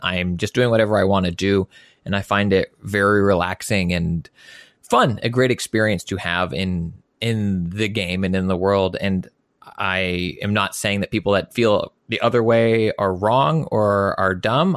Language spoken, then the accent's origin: English; United States; I'm an American